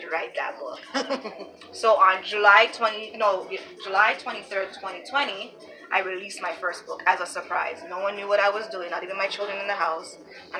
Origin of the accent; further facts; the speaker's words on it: Toronto, Ontario, Canada; I'm coming from Driftwood, I'm coming from up down the lane, I'm coming from on the Jane Strip